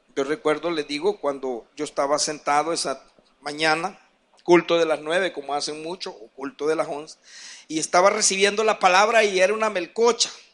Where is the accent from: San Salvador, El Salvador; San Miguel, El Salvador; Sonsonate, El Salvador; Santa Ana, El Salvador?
San Salvador, El Salvador; San Marcos; also born or lived in Ciudad Delgado; Un poquito más en San Marcos, pero yo nací en Ciudad del Delgado. Dicen que de ocho días me trajeron para acá